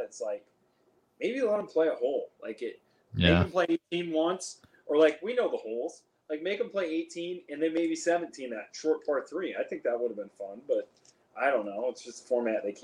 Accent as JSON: {"language": "English", "region": "Arizona", "country": "United States", "said": "it was in Stone Canyon and it was in my home state"}